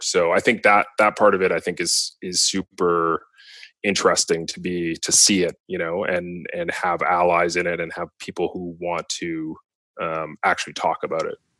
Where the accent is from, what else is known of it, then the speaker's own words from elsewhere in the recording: Vancouver, British Columbia, Canada; growing up in Vancouver